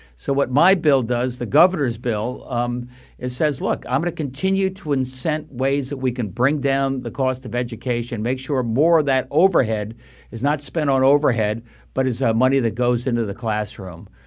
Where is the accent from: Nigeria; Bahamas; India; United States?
United States; Long Island, New York; now in Connecticut, United States; I grew up in Long Island